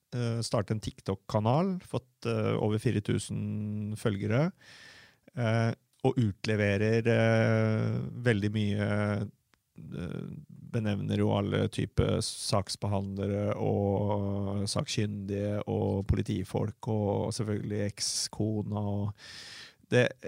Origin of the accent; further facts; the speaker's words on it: Fredrikstad, Østfold, Norway; jeg er øh, født og oppvokst på Selbakk